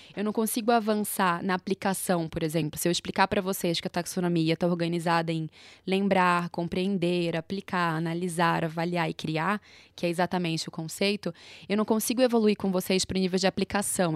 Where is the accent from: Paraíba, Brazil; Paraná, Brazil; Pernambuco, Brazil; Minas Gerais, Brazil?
Pernambuco, Brazil; Recife; moved away as an adult; now in São Paulo, Brazil; sou de Recife, moro em São Paulo há três anos